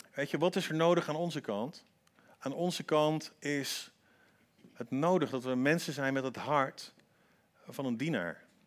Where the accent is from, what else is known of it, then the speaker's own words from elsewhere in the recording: Antwerp, Flanders, Belgium; ik ben in Antwerpen opgegroeid